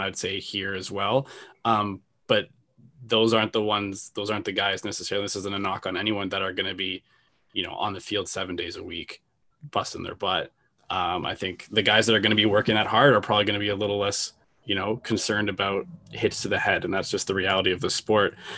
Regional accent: Canada

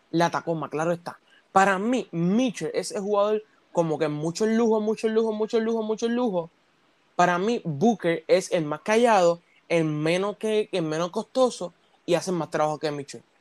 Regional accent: Puerto Rico; como hicimos acá en Puerto Rico

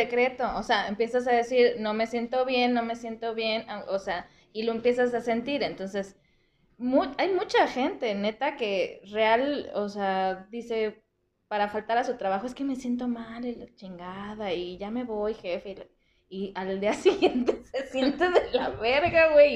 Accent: Irapuato, Guanajuato, Mexico; soy de Irapuato

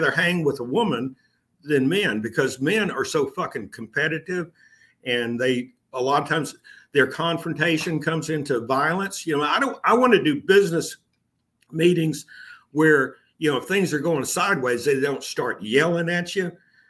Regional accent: Texas, United States; moved away as an adult; now in Portland, United States; I moved there from Texas. Texas. I mean, I was born and raised in. I pretty much stayed. Yeah, I've traveled some places, but not a whole lot. But I moved up to Oregon in 2015.

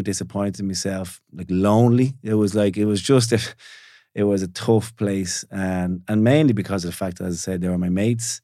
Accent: Swords, Leinster, Ireland; born and bred in Swords, Castle Drive

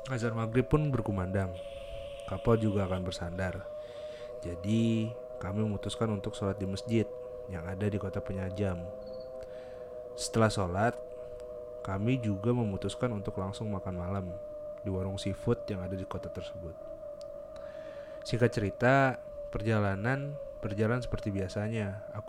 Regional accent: South Kalimantan, Indonesia; now in Balikpapan, Indonesia; sebenarnya aku memang asli dari Kal dari Kalimantan

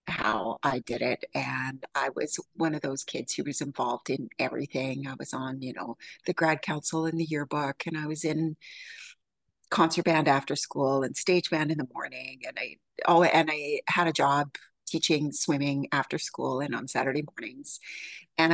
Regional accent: Yukon, Canada; moved away; So I was born and raised in the Yukon, which for your American, for anybody who doesn't know, this is just east of Alaska.

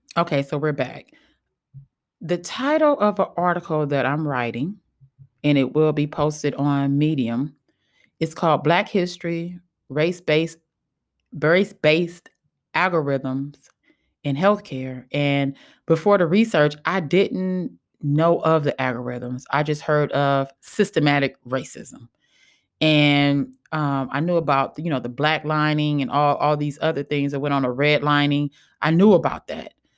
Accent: Los Angeles, California, United States; I'm from South Central Los Angeles

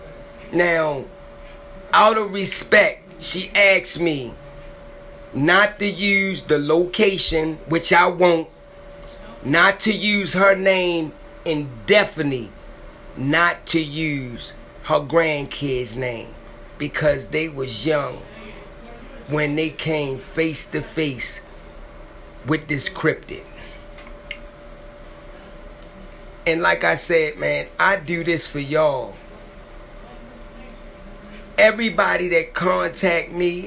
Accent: Maryland, United States; it happened in my hometown. It happened in Maryland

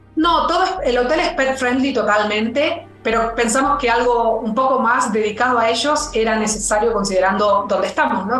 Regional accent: Argentina; now in Mexico City, Mexico; yo soy argentina

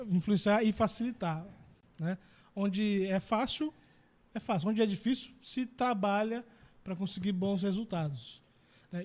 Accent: Brazil; a gente é brasileiro

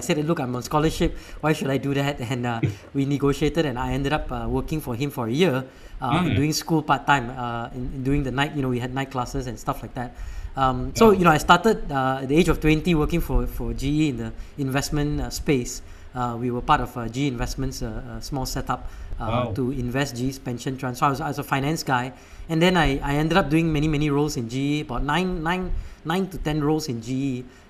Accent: India; now in United States; And I ended up actually, I think it's because I'm Indian.

